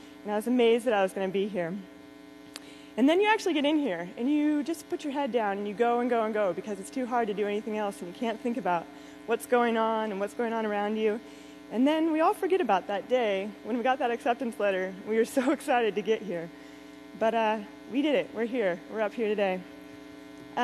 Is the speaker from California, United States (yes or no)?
yes; Calaveras County, California, United States; I'm from Calaveras County, California